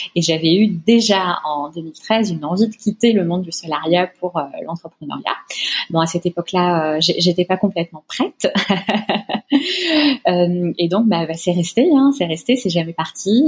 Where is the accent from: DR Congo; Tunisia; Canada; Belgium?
Tunisia; moved away as an adult; now in France; je suis née, j'ai grandi en Tunisie où j'ai fait une partie de mes études. Euh, ensuite, je suis venue en France pour poursuivre mes études